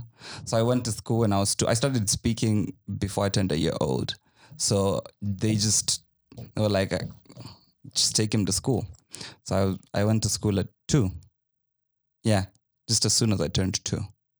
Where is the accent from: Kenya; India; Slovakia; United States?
Kenya; Eldoret, Uasin Gishu County; I was born in Eldoret.